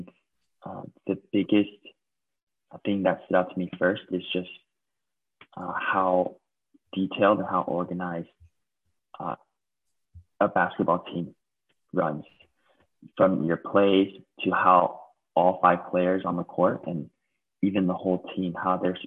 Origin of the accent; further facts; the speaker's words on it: United States; moved away as an adult; now in Taiwan; growing up in the States